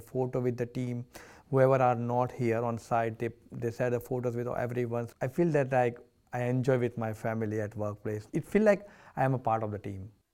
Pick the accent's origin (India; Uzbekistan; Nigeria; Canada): India; now in Australia; I'm coming from the India, Indian, uh, culture